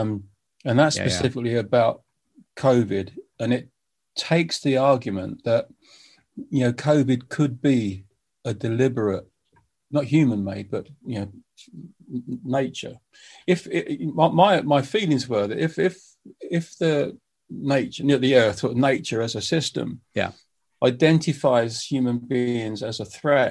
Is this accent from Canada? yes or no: no; United Kingdom; I'm a British musician